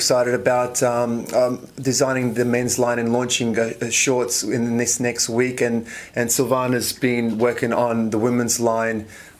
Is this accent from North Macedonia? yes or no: no; Melbourne, Victoria, Australia; especially being born and raised in Melbourne, the home slam.